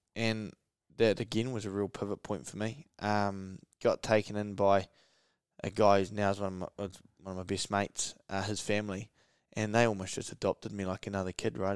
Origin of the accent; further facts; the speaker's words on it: Gisborne, New Zealand; growing up in Gizzy